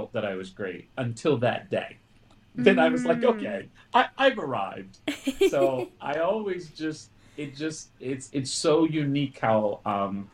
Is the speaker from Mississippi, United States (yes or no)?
yes; Mississippi, United States; I was born and raised in Mississippi